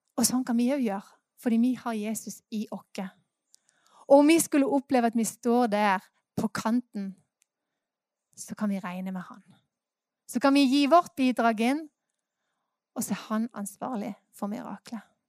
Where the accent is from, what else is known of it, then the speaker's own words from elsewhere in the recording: Norway; Vi er jo nordmenn